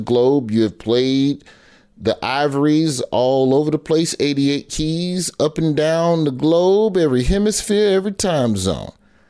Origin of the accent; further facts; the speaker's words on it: Alabama, United States; where I'm from, and I'm from Alabama